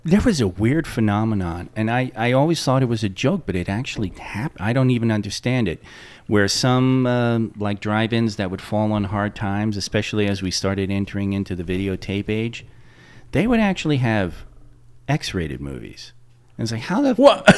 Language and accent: English; Patchogue, New York, United States; moved away; visiting my hometown the one time I did in the '80s after we had moved